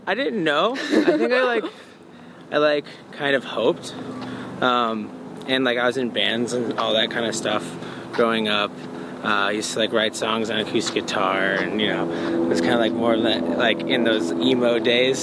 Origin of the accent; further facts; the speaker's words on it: Bourbonnais, Illinois, United States; I grew up in Bourbonnais